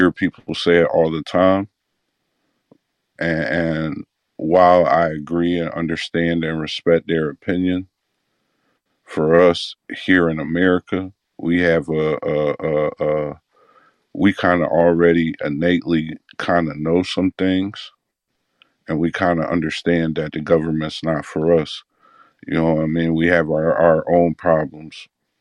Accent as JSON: {"language": "English", "region": "Illinois", "country": "United States", "said": "I'm from Illinois"}